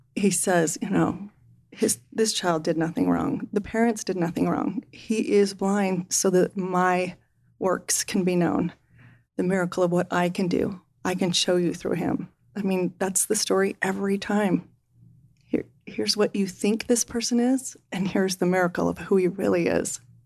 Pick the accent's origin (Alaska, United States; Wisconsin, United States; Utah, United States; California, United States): Utah, United States; Salt Lake City; I grew up in Salt Lake